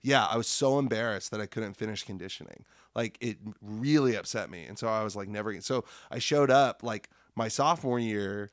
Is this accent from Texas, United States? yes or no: no; Lincoln, Nebraska, United States; moved away as an adult; now in Iowa City, United States; I was in Lincoln, Nebraska, which is my hometown